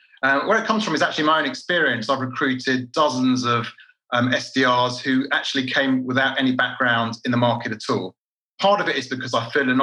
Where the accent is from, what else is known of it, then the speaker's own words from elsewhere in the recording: London, United Kingdom; moved away as an adult; now in Tel Aviv, Israel; Born and bred in London. I'm actually now living in Israel, in Tel Aviv. I've been here about 15 years